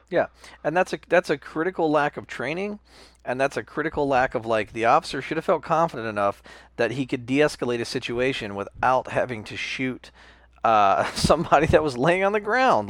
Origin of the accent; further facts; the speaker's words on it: United States; I'm American